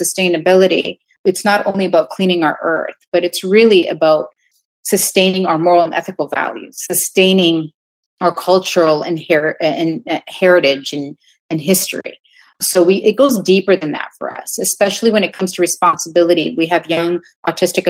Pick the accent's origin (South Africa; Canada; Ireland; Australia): Canada; moved away as an adult; now in New York, United States; back home in Canada, because I'm Canadian originally